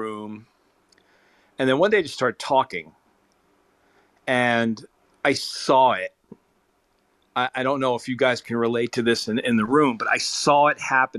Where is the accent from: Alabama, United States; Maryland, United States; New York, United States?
New York, United States; New York City; I grew up in New York City listening to the greats on WABC